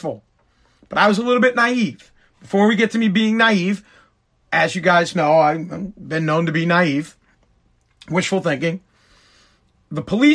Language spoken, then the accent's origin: English; Boston, Massachusetts, United States; we're from Boston